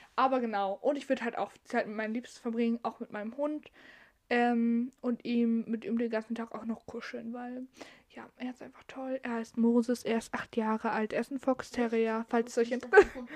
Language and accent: German; Northern Germany, Germany; ich komme aus dem Norden und da heißt es Karneval